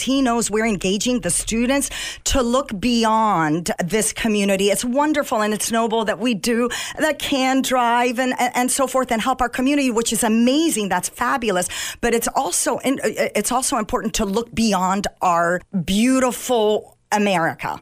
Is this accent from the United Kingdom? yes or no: no; Egypt; moved away; I was born in Egypt